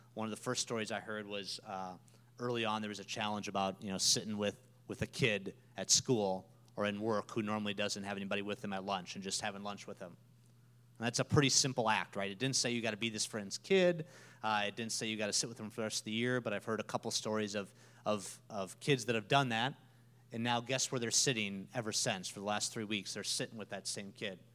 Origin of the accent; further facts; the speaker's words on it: Minnesota, United States; moved away as an adult; now in Peoria, United States; I'm from Minnesota